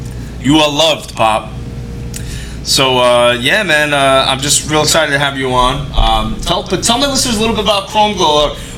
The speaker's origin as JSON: {"language": "English", "town": "New York City", "region": "New York", "country": "United States", "said": "I'm from Brooklyn and the R's, I had to really hone in on that R"}